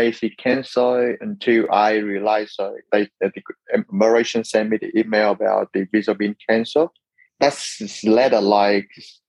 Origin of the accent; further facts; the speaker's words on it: Ho Chi Minh City, Vietnam; moved away as an adult; I grew up in Vietnam. So I come from Ho Chi Minh City, so the big cities in my country.